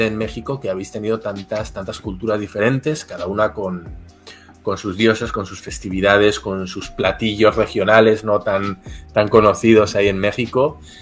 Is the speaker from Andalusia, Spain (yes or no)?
no; Basque Country, Spain; Yo soy del País Vasco, que está en el norte de España, en frontera con Francia.